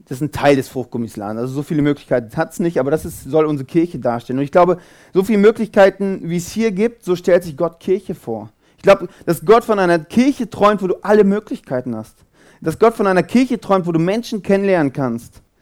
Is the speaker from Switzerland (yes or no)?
yes; Zurich, Switzerland; Ich komme aus Zürich.